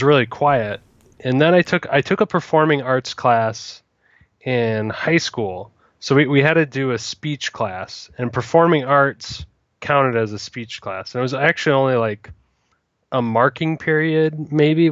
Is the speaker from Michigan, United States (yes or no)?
yes; Michigan, United States; moved away; also born or lived in Bloomingdale, Michigan; born in Michigan. I self-identify as a Michigander